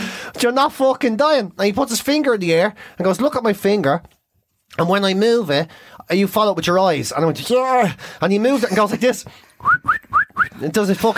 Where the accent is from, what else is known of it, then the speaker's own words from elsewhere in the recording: Monaghan, Ulster, Ireland; I'm from Monaghan